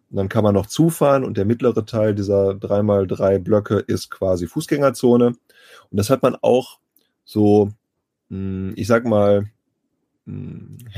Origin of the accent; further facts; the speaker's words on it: Bielefeld, North Rhine-Westphalia, Germany; Ich bin gebürtiger Bielefelder und bin eigentlich nur fürs Studium und für die Arbeit mal weggegangen. Im Herzen und wohnhaft im Wesentlichen aber immer hier geblieben